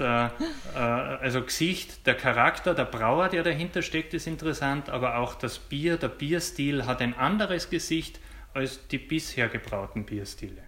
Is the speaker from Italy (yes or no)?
no; Austria; bei uns am österreichischen Markt